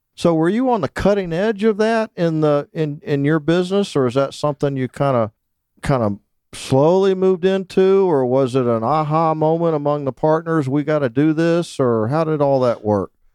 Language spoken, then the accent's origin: English; Naples, Florida, United States; I grew up in Naples, Florida